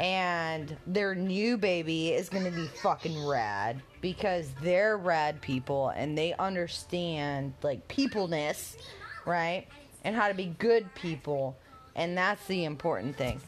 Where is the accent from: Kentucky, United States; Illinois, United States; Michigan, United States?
Michigan, United States; Detroit; because I'm from Detroit, so my only team is the Tigers